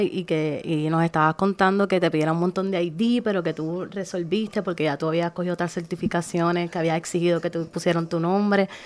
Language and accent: Spanish; Arroyo, Puerto Rico; soy de Arroyo